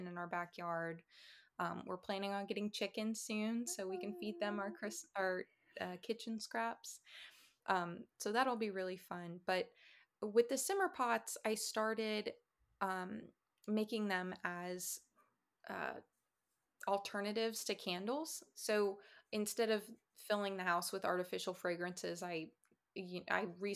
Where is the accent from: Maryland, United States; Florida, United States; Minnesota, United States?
Florida, United States; moved away; I'm from Florida